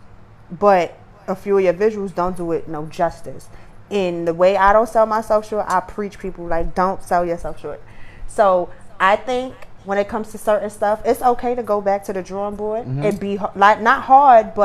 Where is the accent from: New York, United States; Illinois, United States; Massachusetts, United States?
New York, United States; New York City; I'm from Brooklyn